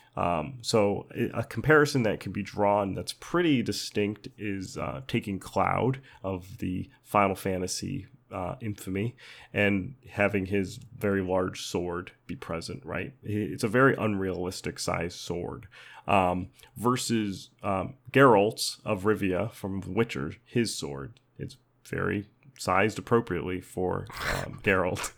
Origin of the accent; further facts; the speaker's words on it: United States; as an American